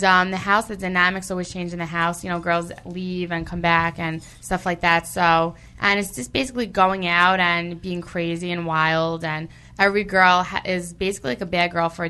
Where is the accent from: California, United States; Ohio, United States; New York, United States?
New York, United States; New York City; I'm from Staten Island